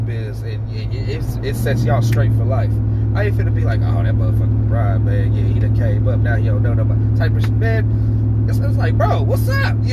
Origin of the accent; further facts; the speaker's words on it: Atlanta, Georgia, United States; I grew up in Atlanta